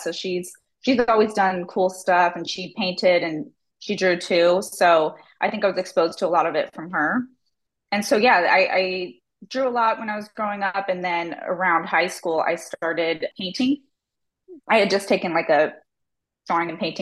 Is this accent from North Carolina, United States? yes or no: no; Tempe, Arizona, United States; also born or lived in Phoenix / Seattle; I grew up in Tempe